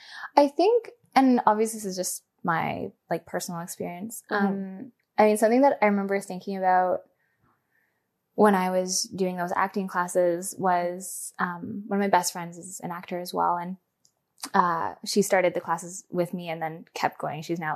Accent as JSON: {"language": "English", "region": "Scotland", "country": "United Kingdom", "said": "I mean, I'm Scottish, British, blah, blah, blah, blah"}